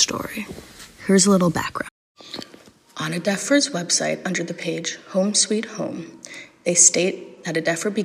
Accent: New York City, New York, United States; I'm from Brooklyn, New York

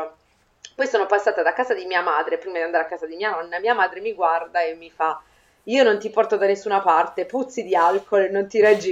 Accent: Conversano, Apulia, Italy; a Conversano nel mio paese

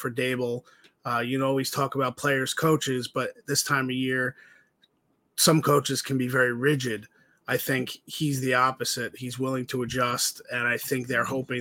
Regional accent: New Jersey, United States; also born or lived in Massachusetts; I'm from New Jersey. Shadow, about 15 minutes outside of New York City is where I grew up and where I was raised

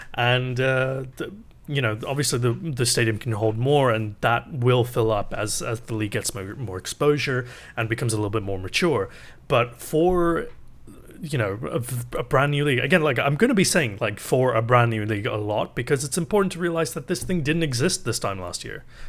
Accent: England, United Kingdom; moved away as an adult; now in Canada; I grew up in England

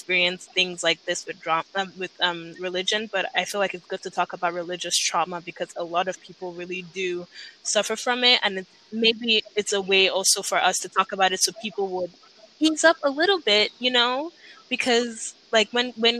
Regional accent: Nigeria; when I was growing up in Nigeria

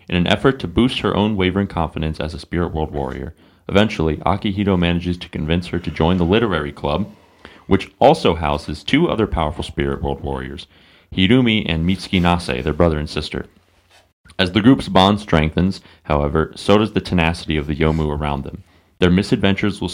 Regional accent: Ohio, United States; I fucking like living here. I like saying I'm from Ohio

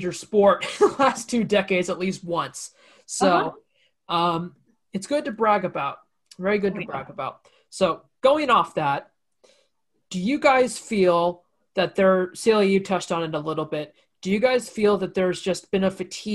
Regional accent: Sacramento, California, United States; I am from Sacramento

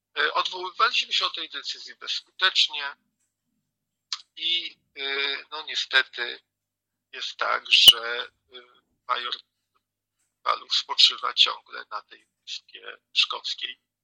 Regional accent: Greater Poland, Poland; u nas w Wielkopolsce

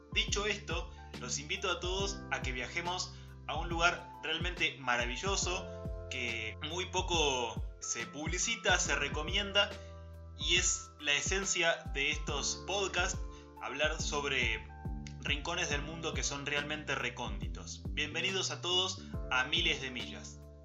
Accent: Argentina; nos definen como argentino y como sociedad

